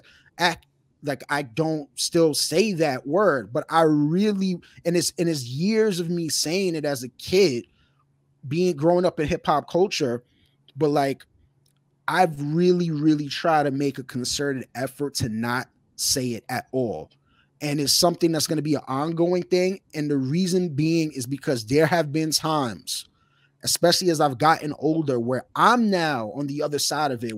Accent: New York City, New York, United States; somebody who grew up in New York City

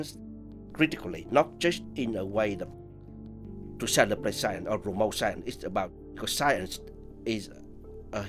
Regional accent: Vietnam; moved away; Vietnam, which is my home country.

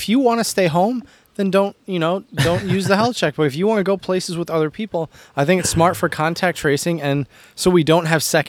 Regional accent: Michigan, United States; I grew up in Michigan, Jared.

